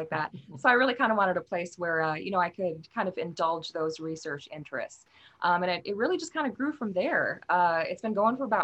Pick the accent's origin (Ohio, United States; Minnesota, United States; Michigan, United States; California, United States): Minnesota, United States; moved away; also born or lived in Wales; I grew up in Minnesota